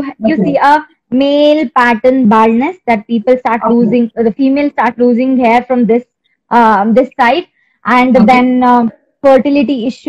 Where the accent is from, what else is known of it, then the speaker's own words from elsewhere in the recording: Karnataka, India; I'm from Karnataka